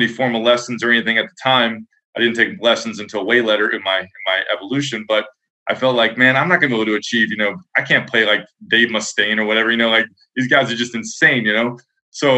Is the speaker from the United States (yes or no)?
yes; Wilmington, Delaware, United States; I grew up like in Delaware, outside Philly, Wilmington.